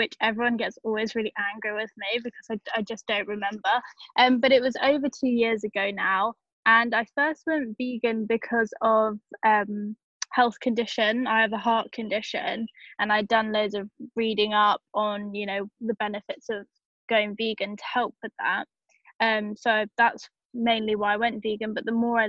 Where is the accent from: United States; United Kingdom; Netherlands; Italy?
United Kingdom; England; I'm from England